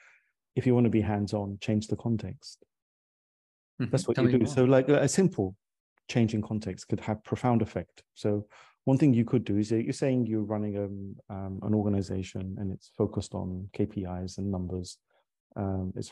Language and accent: English; London, United Kingdom; I ultimately did sales in our family, growing up in London